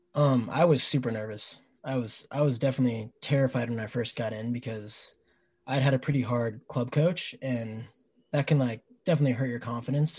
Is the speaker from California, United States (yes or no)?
no; Shoreline, Washington, United States; I'm from Shoreline, just a little north of here